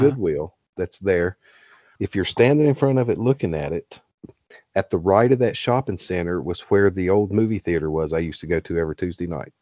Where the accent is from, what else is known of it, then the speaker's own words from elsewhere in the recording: Glade Spring, Virginia, United States; six miles down the road at exit twenty-nine is Glade Spring where I grew up